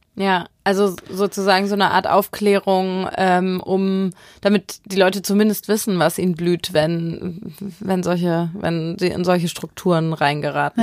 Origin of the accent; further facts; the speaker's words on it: Hamburg, Germany; ich bin in Hamburg aufgewachsen